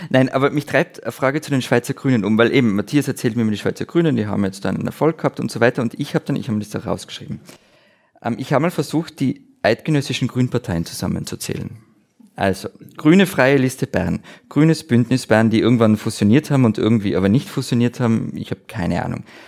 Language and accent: German; Austria; ich als Österreicher